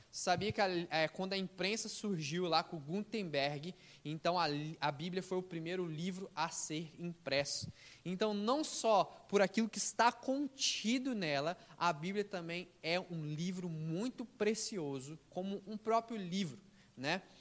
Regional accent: Brazil; nós somos, sim, a maioria talvez todos brasileiros, nós somos nascidos é, aqui no Brasil

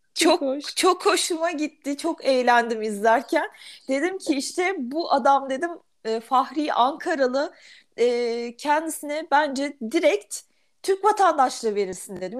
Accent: Germany; moved away; Almanya'da doğdum, büyüdüm

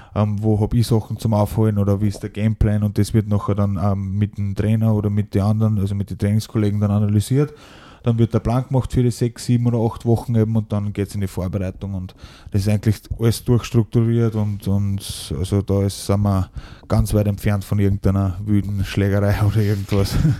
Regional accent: Ried im Innkreis, Upper Austria, Austria; also born or lived in Schärding / Mehrnbach; Und bin dann mit äh, sieben Jahren nach, nach Mernbach gekommen, also gleich angrenzend an Ried und in Ried bin ich dann aufgewachsen

